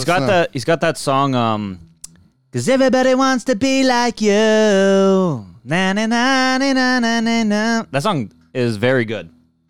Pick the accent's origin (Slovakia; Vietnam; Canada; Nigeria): Canada; I'm a Canadian.